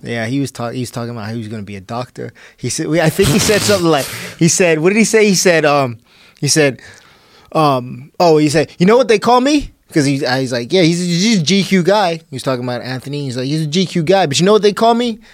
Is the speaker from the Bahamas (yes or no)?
yes; Bahamas; moved away; also born or lived in Texas; I'm this kid from the Bahamas